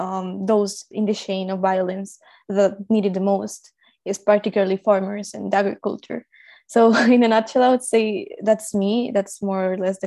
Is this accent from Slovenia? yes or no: no; Colombia; I was born in Colombia, and I live in Colombia right now.